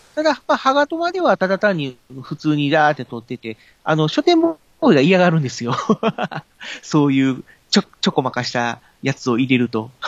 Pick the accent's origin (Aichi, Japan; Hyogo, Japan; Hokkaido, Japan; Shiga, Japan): Hyogo, Japan; Kobe; now in Tokai, Japan; もともとは僕、神戸の方が出身だったので